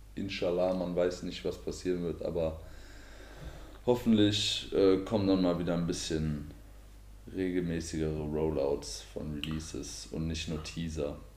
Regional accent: Marburg, Hesse, Germany; ich komme aus äh, Marburg, aus Hessen

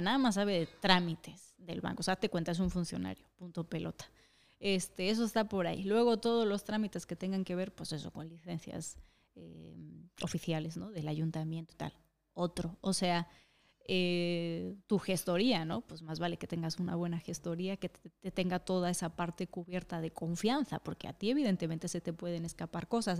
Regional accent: Mexico; now in Madrid, Spain; en México no comemos tacos en las casas

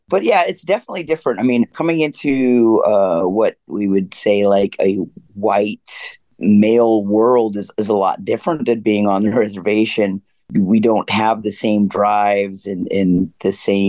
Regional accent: Canada; I'm coming from the reservation and obviously we have a cooperative, but we don't really have money. So there's nobody's keeping up with anybody really in that regard. And we're Canadian Indian

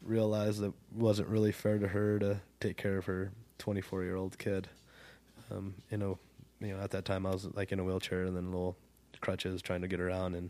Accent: Ridgecrest, California, United States; also born or lived in Lone Pine, California; I grew up in Ridgecrest

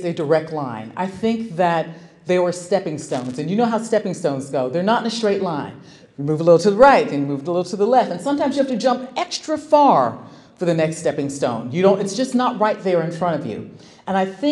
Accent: Silver Spring, Maryland, United States; I'm actually from Silver Spring, Maryland. I grew up there

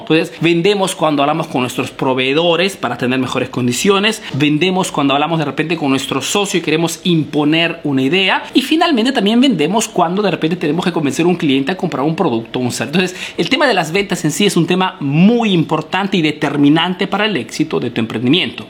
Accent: Peru; now in Italy

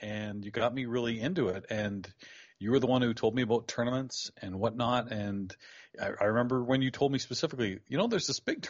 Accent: London, Ontario, Canada; I think it was a London, Ontario event. {S16} Yeah. {S17} My hometown.

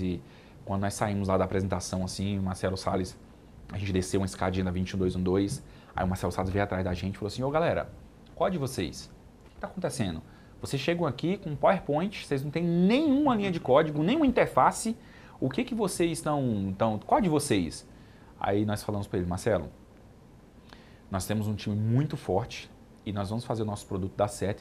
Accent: Brasília, Federal District, Brazil; Eu sou de Brasília

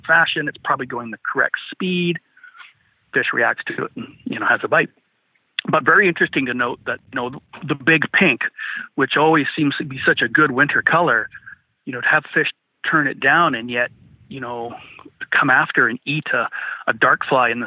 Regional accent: British Columbia, Canada; we're from British Columbia.

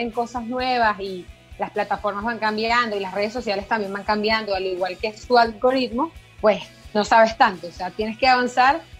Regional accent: Venezuela; now in Buenos Aires, Argentina; una de las cosas que yo pensé cuando me fui de Venezuela es, sí, me encanta el periodismo, es un área muy linda, fue la que por un poco tiempo pude experimentar cuando estuve en Venezuela

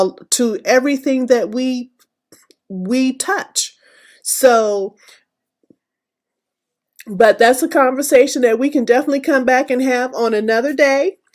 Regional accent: Abilene, Texas, United States; moved away; I am originally from West Texas. So I was born in Abilene, Texas

